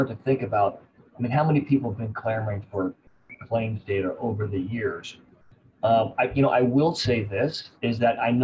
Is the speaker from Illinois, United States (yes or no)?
yes; Champaign-Urbana, Illinois, United States; now in Austin, United States; my hometown of Champaign-Urbana, Illinois.